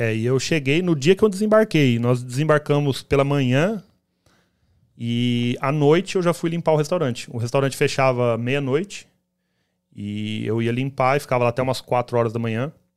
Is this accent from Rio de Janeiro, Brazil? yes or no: no; Campo Grande, Mato Grosso do Sul, Brazil; moved away as an adult; now in United States; a gente saiu lá de Campo Grande, Mato Grosso do ah, Sul